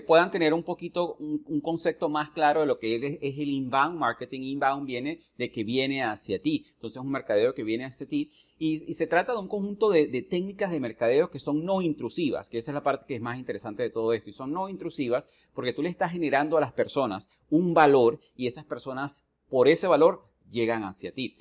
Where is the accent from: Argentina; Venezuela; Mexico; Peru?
Venezuela; moved away; desde que yo salí de Venezuela hace muchísimos años atrás